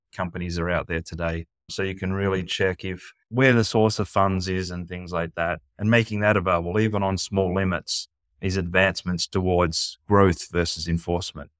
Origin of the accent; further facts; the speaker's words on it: United States; moved away; being American, not living in the U S